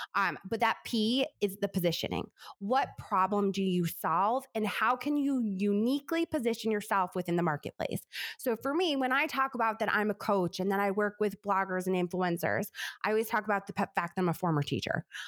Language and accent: English; New York, United States; I talk so fast because I'm from New York